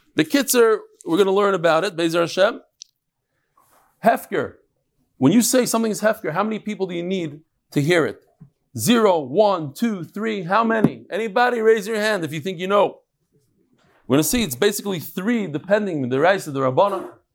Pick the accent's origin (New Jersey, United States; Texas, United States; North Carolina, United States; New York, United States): New Jersey, United States; Lakewood; I was born in Lakewood fifty years ago today.